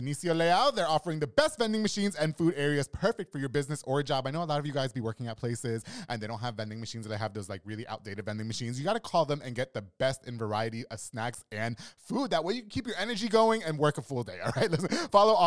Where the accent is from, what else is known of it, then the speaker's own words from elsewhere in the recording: New York, United States; now in Waco, United States; I'm from New York